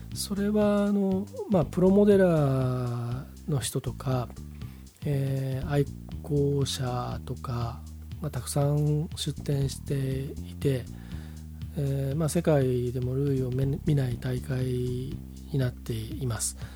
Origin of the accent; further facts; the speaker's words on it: Hamamatsu, Shizuoka, Japan; now in Nagoya, Japan; 僕がそのハーマス出身だっていうのは何回も言ってますけど